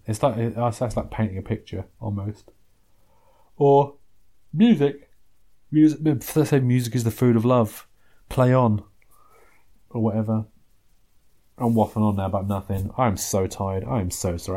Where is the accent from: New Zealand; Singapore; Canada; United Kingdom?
United Kingdom; England; there are things about being English that I'm quite proud of.